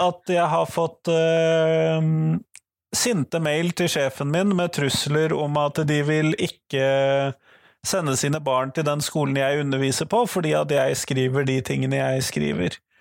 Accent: Norway; jeg som nordmann

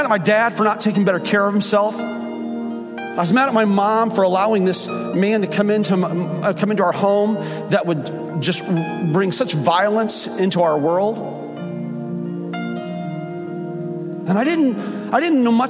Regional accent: Fort Myers, Florida, United States; also born or lived in Illinois; grew up in Florida

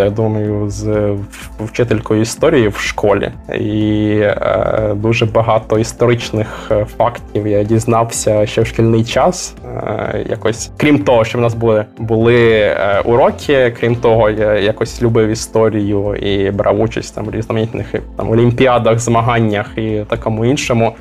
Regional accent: Chernivtsi, Chernivtsi Oblast, Ukraine; now in Abu Dhabi, United Arab Emirates; Я з Чернівців.

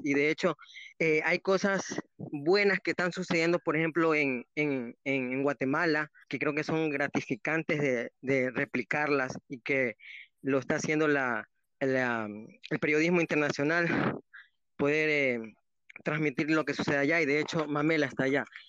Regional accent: Ecuador; como ecuatorianos

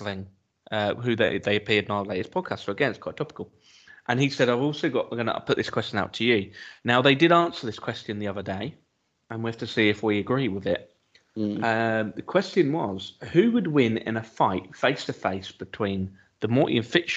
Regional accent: Essex, East of England, United Kingdom; I'm from Essex

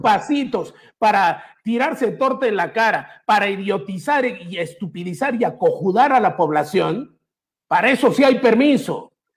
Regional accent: Peru; mi país

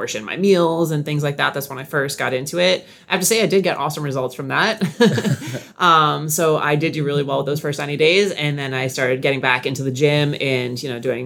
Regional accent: Nashua, New Hampshire, United States; moved away as an adult; also born or lived in Seacoast, New Hampshire; now in Sarasota, United States; I grew up in Nashua

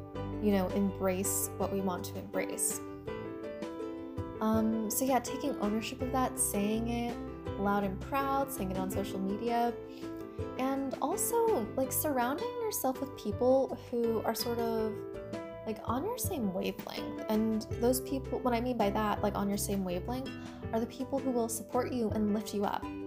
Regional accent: United States; also born or lived in China / Washington, D.C. area; spent most of my life, except for like the first like 7 months, like in the United States

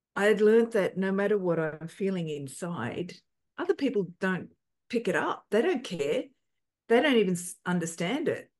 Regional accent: Australia; growing up in Australia, looking like

